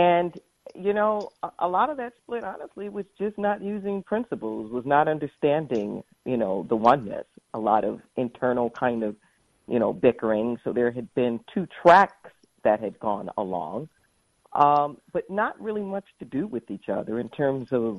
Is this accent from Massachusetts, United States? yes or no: no; Los Angeles, California, United States; moved away as an adult; now in Santa Cruz, United States; I was raised in the Los Angeles area